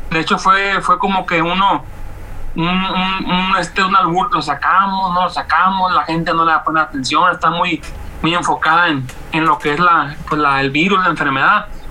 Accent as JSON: {"language": "Spanish", "town": "Mazatlán", "region": "Sinaloa", "country": "Mexico", "said": "yo este, radico de Mazatlán, soy de Mazatleco 100%"}